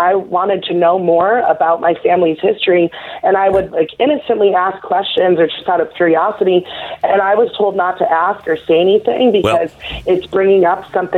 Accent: New York City, New York, United States; I was born in New York City

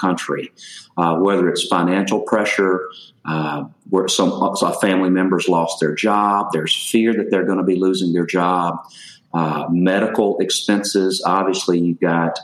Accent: Louisiana, United States; moved away as an adult; also born or lived in Texas; now in Dallas, United States; I was born and raised in Louisiana, and so it took me about 25 years to get out of that state

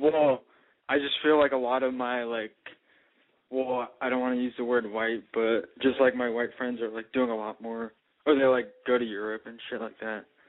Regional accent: Portland, Oregon, United States; I'm from Portland, Oregon, and I'm 25 years old.

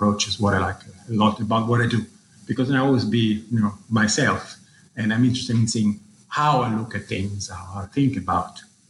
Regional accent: Rome, Lazio, Italy; I was born in Rome, where I grew up and did my high school and undergraduate. And actually, I wanted to study classics, you know, my own culture and civilization.

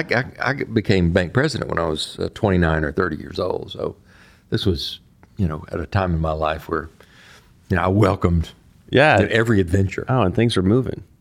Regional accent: Texas, United States; now in Delaware, United States; So being a Texan to being a Delawarean, you know, happened effectively overnight for me.

